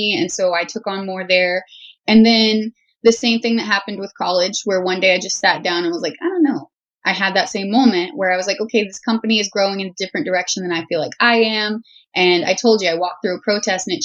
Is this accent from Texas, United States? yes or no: yes; Houston, Texas, United States; I grew up in Southern Texas, the Houston area